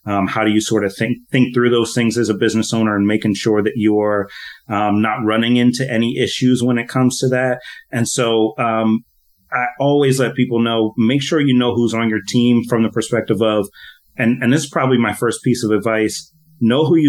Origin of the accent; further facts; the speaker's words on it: Philadelphia, Pennsylvania, United States; now in Hawaii, United States; I'm from Philadelphia originally, okay. But living out here in Hawaii now